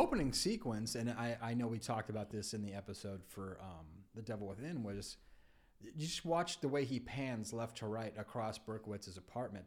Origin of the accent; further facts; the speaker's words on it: California, United States; I grew up in California